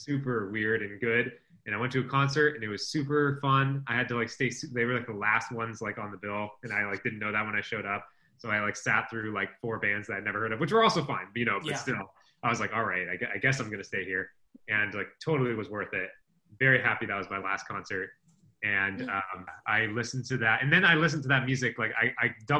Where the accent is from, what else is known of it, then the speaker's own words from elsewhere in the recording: California, United States; I'm from California and I'm Mexican